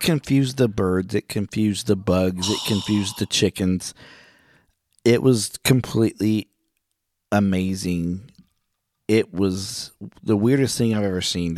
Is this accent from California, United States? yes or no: no; Catoosa, Oklahoma, United States; I'm from Oklahoma, and I know when some of the bigger storms have come through, and there was a s, huge tornado in Catoosa when I was in junior high, Catoosa, Oklahoma